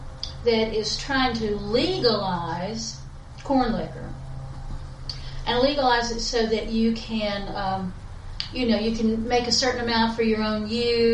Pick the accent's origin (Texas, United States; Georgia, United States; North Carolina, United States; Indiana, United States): North Carolina, United States; West Buncombe County; when I was growing up, and I grew up in West, by God, Buncombe County